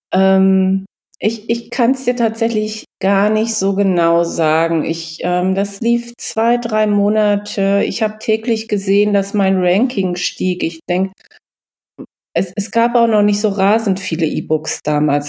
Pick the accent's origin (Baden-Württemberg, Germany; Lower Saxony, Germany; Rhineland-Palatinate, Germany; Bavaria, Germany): Lower Saxony, Germany; Canhusen; moved away as an adult; also born or lived in Giessen; now in East Frisia, Germany; in meinem Heimatort, das spielt in Kannhusen, wo ich aufgewachsen bin